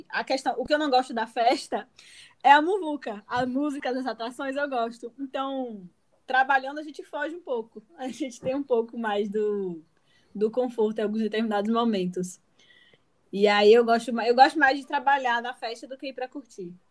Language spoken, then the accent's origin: Portuguese; São Paulo, Brazil; also born or lived in São Bernardo do Campo; now in Bahia, Brazil; Assim como Camila, eu também não sou natural da Bahia, sou de São Paulo.